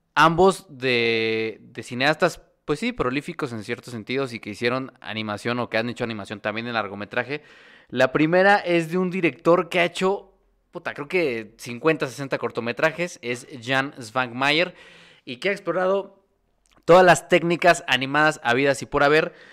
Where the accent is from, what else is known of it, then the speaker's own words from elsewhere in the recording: State of Mexico, Mexico; yo crecí en el Estado de México